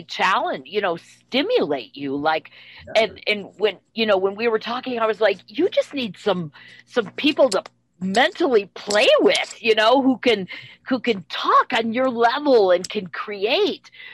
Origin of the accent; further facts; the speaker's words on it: Minnesota, United States; I was raised in Minnesota.